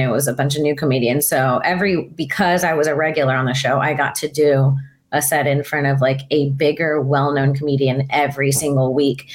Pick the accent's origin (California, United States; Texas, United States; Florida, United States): Florida, United States; moved away as an adult; grew up in Florida